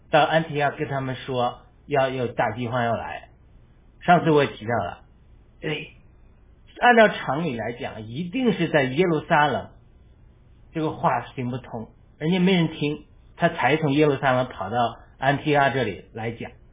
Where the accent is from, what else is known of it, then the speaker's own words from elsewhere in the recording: China; 我们是中国人